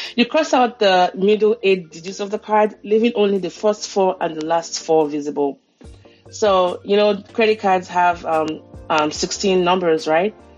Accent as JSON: {"language": "English", "country": "Nigeria", "moved": "yes", "lives_now": "United States", "said": "a Nigerian living in the US"}